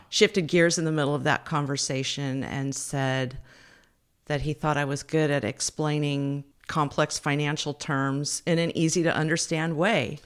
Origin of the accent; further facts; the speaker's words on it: Fairfield, California, United States; also born or lived in Berkeley, California; I'm from the Bay Area. I grew up in Fairfield, not far from here